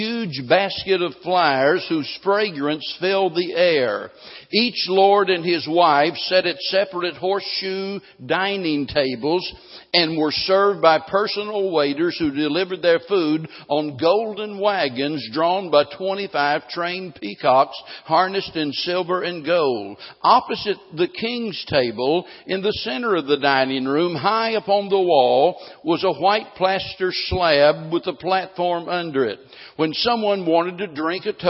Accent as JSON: {"language": "English", "town": "Springfield", "region": "Missouri", "country": "United States", "tie": "born or raised there", "said": "growing up in Springfield"}